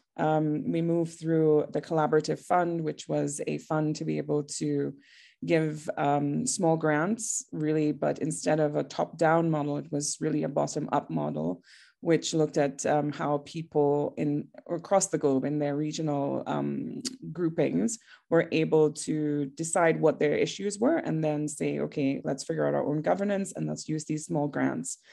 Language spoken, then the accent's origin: English; Trinidad & Tobago; now in Johannesburg, South Africa; I am from Trinidad originally, which is a very tiny island in the Caribbean